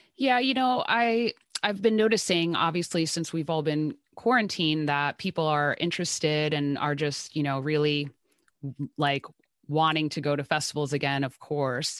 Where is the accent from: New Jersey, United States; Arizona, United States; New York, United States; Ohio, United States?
New Jersey, United States; I am from New Jersey